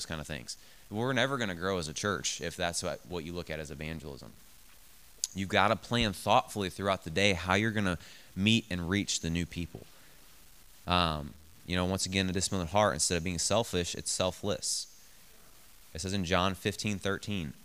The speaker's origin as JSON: {"language": "English", "town": "Bethalto", "region": "Illinois", "country": "United States", "tie": "born or raised there", "said": "I grew up in Bethalto"}